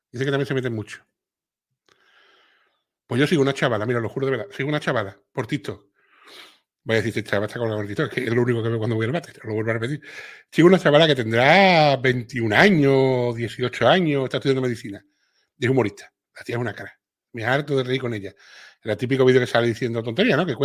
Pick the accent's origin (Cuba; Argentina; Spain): Cuba; te digo, yo soy cubana y mis amigos españoles se ríen mucho con mis dicharachos y mi forma de hablar.